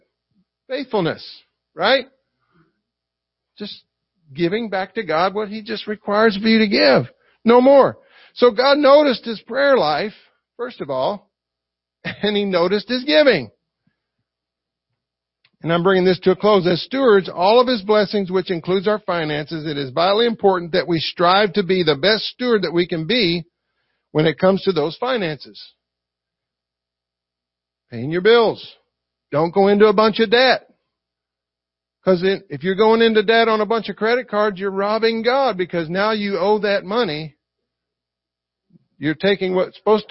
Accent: the South, United States; accent: Southern; I talk like I'm from the South

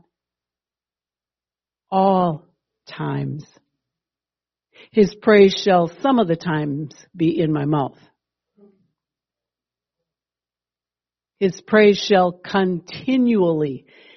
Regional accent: Wisconsin, United States; I'm a Midwesterner. I'm a Wisconsinite through and through

